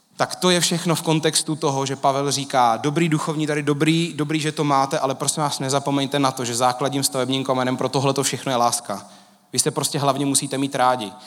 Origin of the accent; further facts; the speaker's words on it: Czechia; My Češi